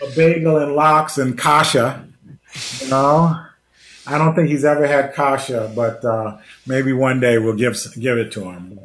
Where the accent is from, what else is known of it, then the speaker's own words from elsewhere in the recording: New York City, New York, United States; I'm from St. Albans, Queens